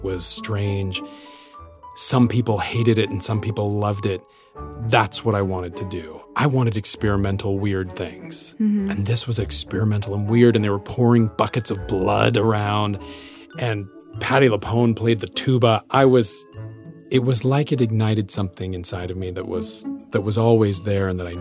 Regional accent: Utah, United States; I'm this kid from Utah

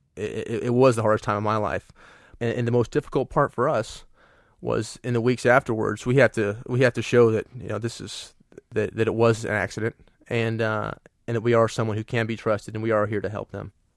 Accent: United States; I'm an American.

